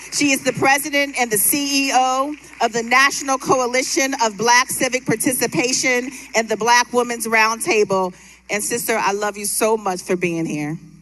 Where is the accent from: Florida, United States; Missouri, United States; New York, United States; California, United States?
Florida, United States; I grew up down here in Florida.